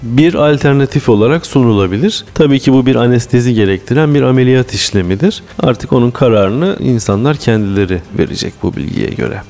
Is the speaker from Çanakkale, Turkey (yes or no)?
no; Samsun, Turkey; also born or lived in Bursa; ben Samsunluyum. 1975 doğumluyum. İlkokul, ortaokul, lise ve üniversite üniversiteyi Samsun'da bitirdim.